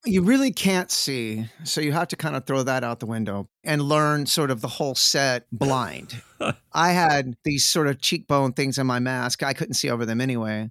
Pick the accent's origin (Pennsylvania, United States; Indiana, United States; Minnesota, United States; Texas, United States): Texas, United States; Sherman; now in Austin, United States; born and raised in Texas like I am, I am from a shitty, terrible little shit splat, awful, conservative, racist Republican town